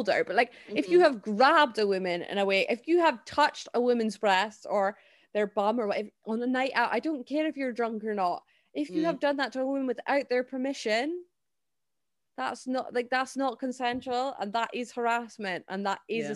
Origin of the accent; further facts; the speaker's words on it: Scotland, United Kingdom; as a Scottish person